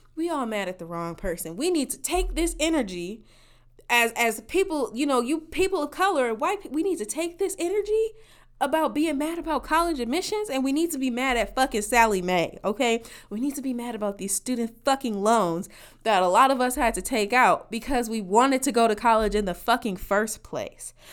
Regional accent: Midwest, United States; in my region you know, as a Midwesterners, we as a Midwesterner, we took the ACT and not the SAT.

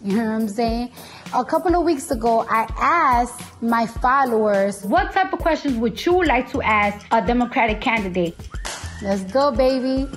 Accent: New York City, New York, United States; I'm from New York and the streets is always dirty. We was voted the dirtiest city in America

